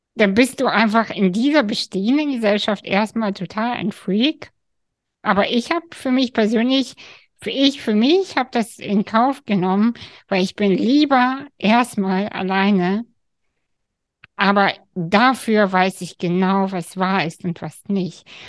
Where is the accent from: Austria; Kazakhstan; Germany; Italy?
Kazakhstan; moved away; ich bin aus Kasachstan